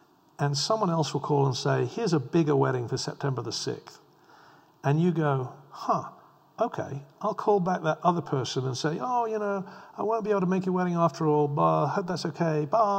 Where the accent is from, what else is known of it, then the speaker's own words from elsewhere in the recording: England, United Kingdom; You know, I grew up in England where the Tate Gallery famously presented a collection of bricks on the floor.